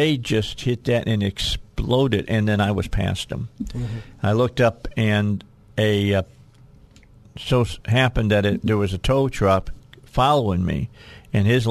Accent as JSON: {"language": "English", "region": "Indiana", "country": "United States", "said": "I'm from Indiana"}